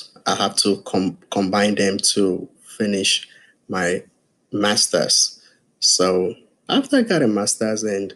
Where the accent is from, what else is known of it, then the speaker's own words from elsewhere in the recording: Nigeria; also born or lived in West Virginia / South Carolina; now in United States; I'm from Nigeria